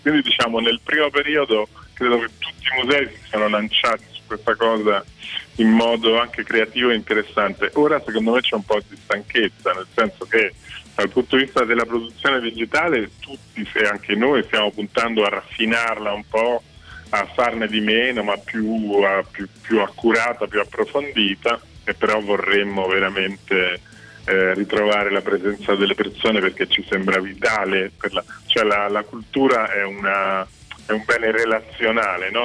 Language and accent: Italian; province of Latina, Lazio, Italy; Io sono nato diciamo, in provincia di Latina